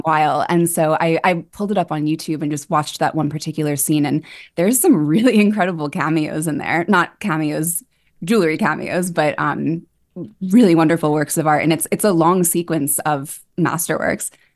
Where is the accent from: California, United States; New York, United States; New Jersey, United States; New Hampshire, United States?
New York, United States; also born or lived in Edinburgh; I grew up on the Upper West Side